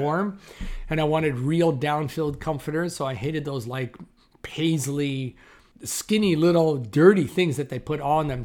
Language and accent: English; Toronto, Ontario, Canada; I grew up in Toronto, Canada, which is where I'm based currently, again.